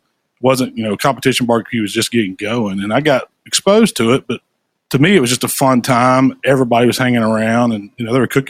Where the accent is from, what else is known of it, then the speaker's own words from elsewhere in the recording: Memphis, Tennessee, United States; I grew up in Memphis my whole life. My family comes from, well, half of it on my mom's side comes from Arkansas. My dad's side comes from West Tennessee